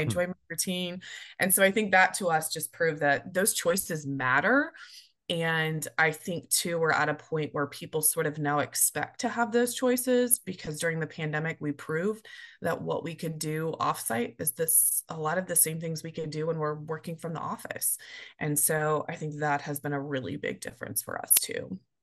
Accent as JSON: {"language": "English", "town": "Tulsa", "region": "Oklahoma", "country": "United States", "tie": "born or raised there", "also_born_or_lived": "Chicago / Missouri", "moved": "as an adult", "said": "moving back to my hometown of Tulsa"}